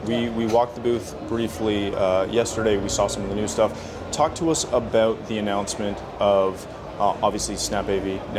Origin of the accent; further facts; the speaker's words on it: Canada; I'm not from the UK, but I am from Canada. So I'm used to that.